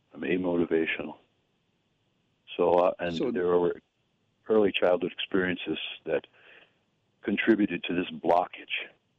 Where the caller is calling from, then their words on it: Connecticut, United States; from Connecticut.